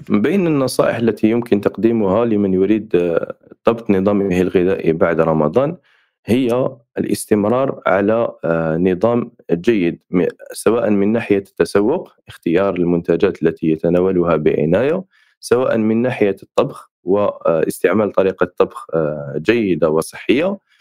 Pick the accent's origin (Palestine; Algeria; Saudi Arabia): Algeria; عندنا في الجزائر